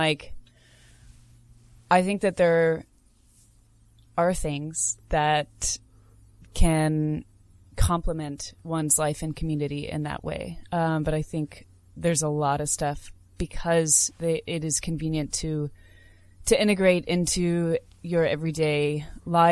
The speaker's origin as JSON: {"language": "English", "country": "United States", "said": "as an American and as a woman"}